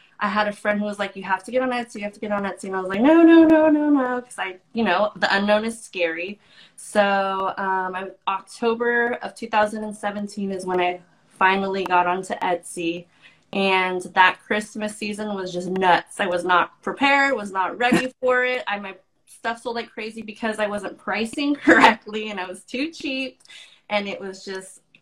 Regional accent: San Francisco Bay Area, California, United States; I'm from the San Francisco Bay Area.

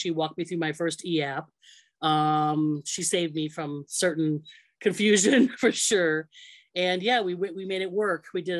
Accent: Green Bay, Wisconsin, United States; now in Rockford, United States; you're doing my name fine. I'm originally from Green Bay, Wisconsin. I now reside in Rockford, Illinois. It's about an hour and 15 from west of Chicago. So I'm just on the northern border of Illinois, close to Wisconsin yet.

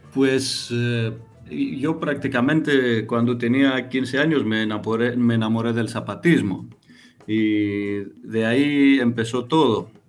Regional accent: Greece; Spanish is a second language

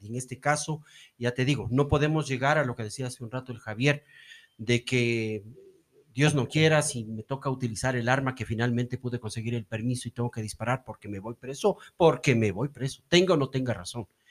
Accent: Ecuador; como ecuatorianos

